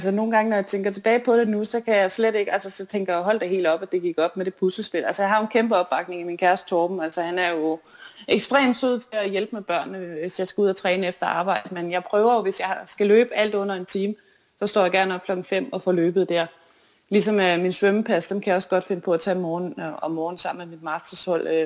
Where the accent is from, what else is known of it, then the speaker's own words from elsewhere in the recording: Fredericia, Southern Denmark, Denmark; især da jeg vandt DM på den olympiske år i Fredericia ja. på, i min hjemby.